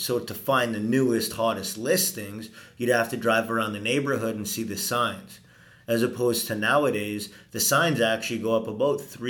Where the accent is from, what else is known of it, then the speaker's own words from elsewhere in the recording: Venice, Veneto, Italy; now in Edmonton, Canada; I was born in Venice.